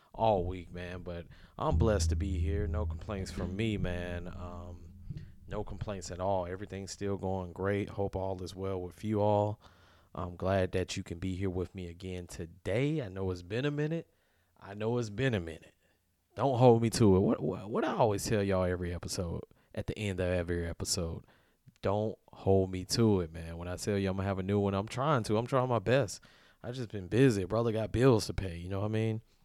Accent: Deep South, United States; I come from the South, like, deep South

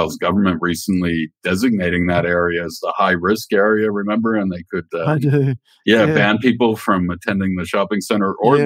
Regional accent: Canada; while I was growing up in Canada

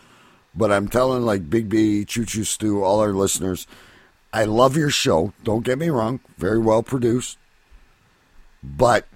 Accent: Canada; I'm Canadian.

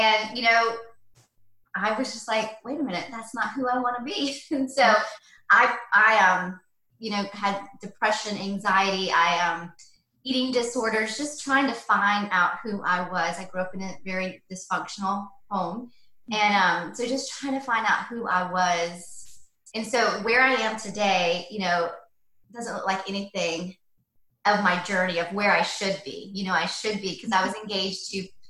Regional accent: Atlanta, Georgia, United States; also born or lived in London; I grew up in Atlanta, Georgia, out in, used to be like country, but now it's grown, but out in East Cobb, lived there most of my life until I got married.

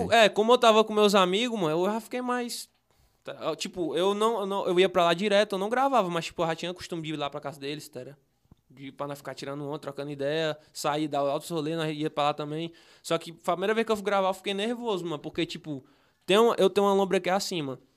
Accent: Fortaleza, Ceará, Brazil; eu nasci no Henrique Jorge, né? Nós morava no quintal

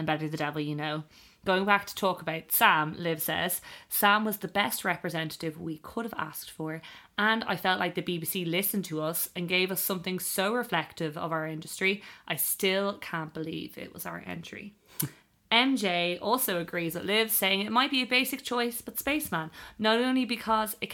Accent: Ireland; as an Irish fan

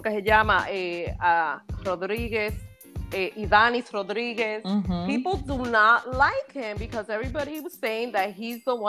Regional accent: New York City, New York, United States; also born or lived in the Bronx; I'm originally from Inwood. I moved to the Bronx for 7 years

